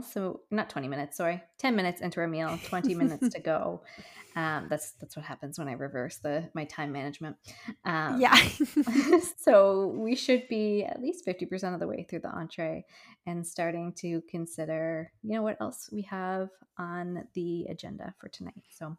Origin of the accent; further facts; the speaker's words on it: Newfoundland and Labrador, Canada; I think that's growing up in Newfoundland where it's, you know, a good day is 10 degrees and 25 is probably the highest it gets in the middle of July.